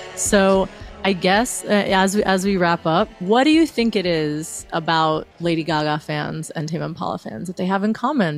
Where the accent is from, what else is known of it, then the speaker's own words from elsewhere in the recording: Miami, Florida, United States; moved away; I'm originally from Miami. Um, that's where I was living at the time